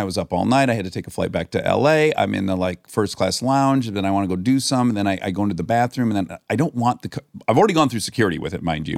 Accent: Michigan, United States; moved away as an adult; now in Los Angeles, United States; I grew up in Michigan close to West Bloomfield

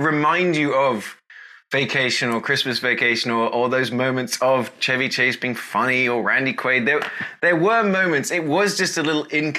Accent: United Kingdom; accent: British; I'm British.

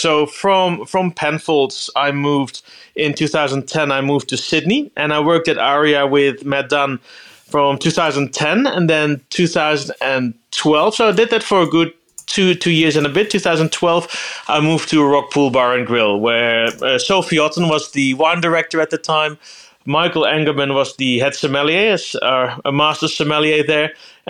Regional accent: Eindhoven, North Brabant, Netherlands; born there; English is a second language; I was born in Eindhoven. So that is the southern part of Holland.

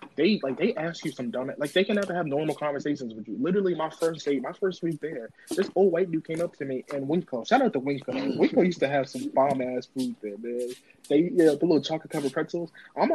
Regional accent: Utah, United States; now in Bloomsburg, United States; I'm coming from Utah to, like, Bloomsburg

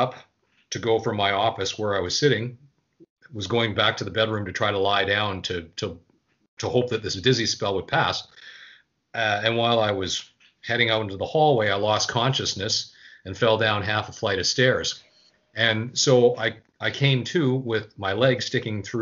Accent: Winnipeg, Manitoba, Canada; now in Quebec, Canada; my hometown of Winnipeg

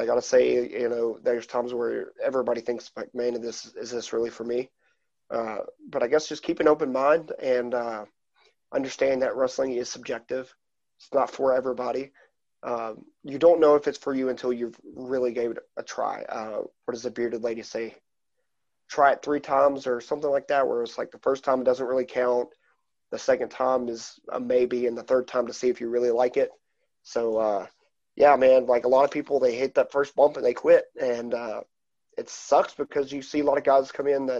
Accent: East Coast, United States; moved away; my hometown area of the East Coast and Canada

